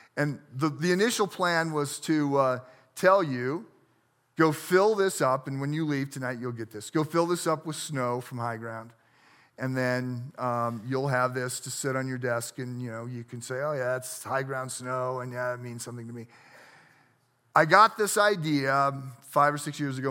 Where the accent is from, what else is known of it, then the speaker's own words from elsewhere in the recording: United States; I grew up on the Mississippi River